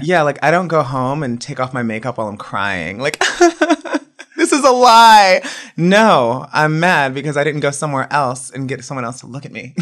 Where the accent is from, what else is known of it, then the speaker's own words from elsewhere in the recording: Woodbridge, Virginia, United States; moved away as an adult; also born or lived in Miami, Florida; I grew up in Woodbridge, Virginia, which is like right outside of DC